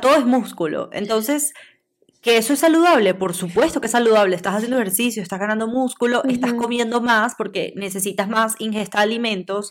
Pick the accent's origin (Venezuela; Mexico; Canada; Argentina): Venezuela; Nosotros somos de Venezuela